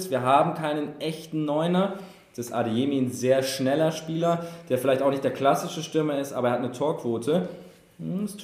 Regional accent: Ireland; Ich habe gesagt, ich bin Ire, das heißt, ich will den Engländern nicht sagen, wie sie ihre Mannschaften aussprechen. Aber ich als Ire sage Liverpool

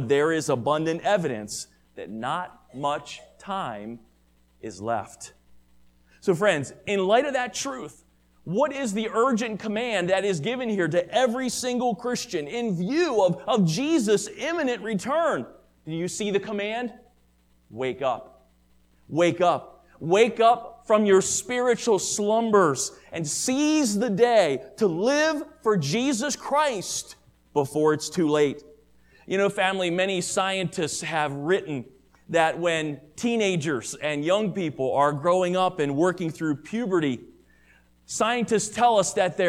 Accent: Maryland, United States; the church that I grew up with in Maryland

